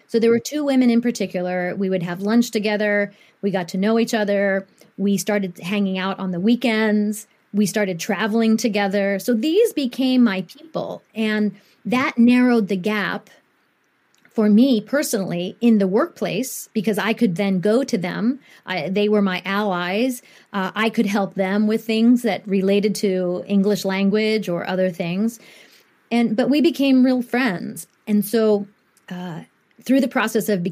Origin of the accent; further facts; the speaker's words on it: Columbus, Ohio, United States; also born or lived in Japan; I grew up in Columbus, Ohio from the age of two